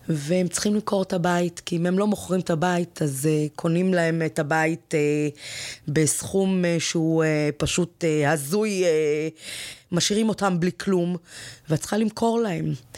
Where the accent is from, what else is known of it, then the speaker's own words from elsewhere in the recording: Ramla/Lod, Central District, Israel; moved away as an adult; also born or lived in Nahariya; אני גדלתי שם, אני הגעתי משם